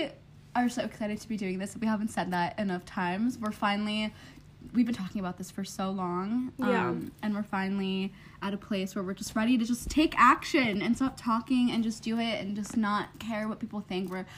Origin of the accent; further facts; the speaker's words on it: New York City, New York, United States; moved away as an adult; now in Chicago, United States; we are from New York City